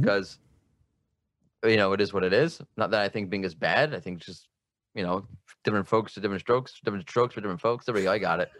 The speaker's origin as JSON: {"language": "English", "country": "United States", "moved": "yes", "lives_now": "Israel", "said": "I'm from America, but now I live in Israel"}